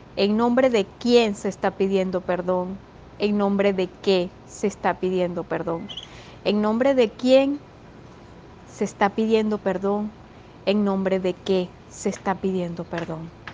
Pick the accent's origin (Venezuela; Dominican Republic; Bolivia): Venezuela; cada uno de nosotros, todos venezolanos